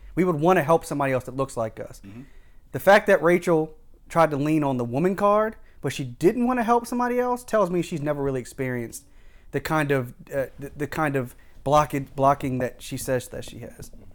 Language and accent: English; Howard County, Maryland, United States; I grew up in Howard County